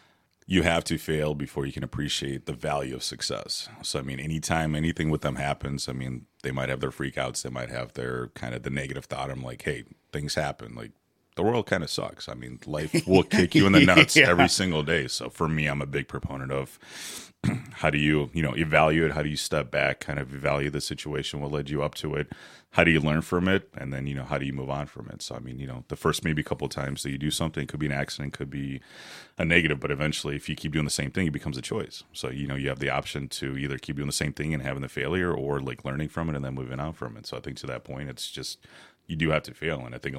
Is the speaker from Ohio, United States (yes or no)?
yes; Mayfield Heights, Ohio, United States; also born or lived in Odessa, Ukraine; Originally from Ukraine, Odessa, Ukraine. Came here in 89, so I was 10 years old when we came over here. I grew up in the Mayfield Heights area.